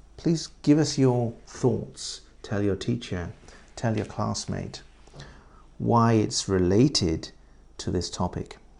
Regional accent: England, United Kingdom; moved away as an adult; now in Japan; In England, we say estate agents

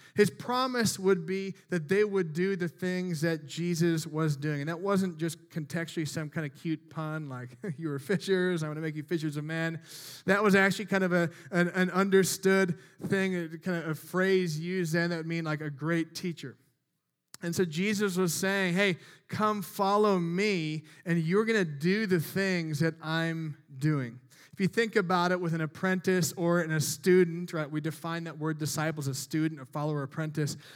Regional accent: Midwest, United States; I'm from the Midwest

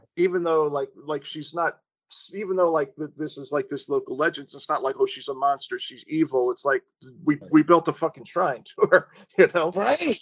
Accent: Suffolk County, New York, United States; the area that I grew up in in Suffolk County

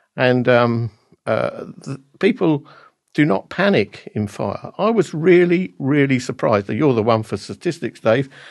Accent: Basildon, East of England, United Kingdom; Basildon in Essex in my hometown

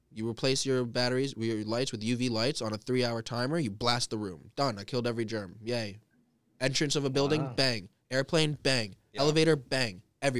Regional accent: United States; I know the fucked up things America does as an American.

